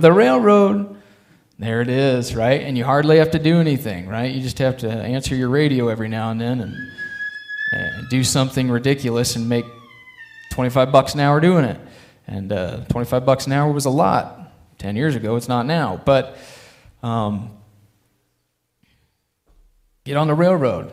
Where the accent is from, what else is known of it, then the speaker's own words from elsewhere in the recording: Alliance, Nebraska, United States; I grew up in Alliance, Nebraska